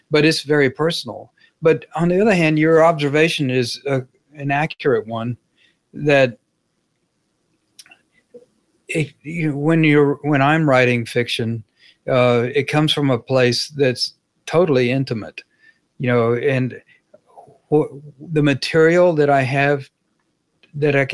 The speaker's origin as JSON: {"language": "English", "town": "Dallas", "region": "Texas", "country": "United States", "tie": "born or raised there", "said": "Uh, one was about growing up in Dallas during the Kennedy assassination, and that was very personal."}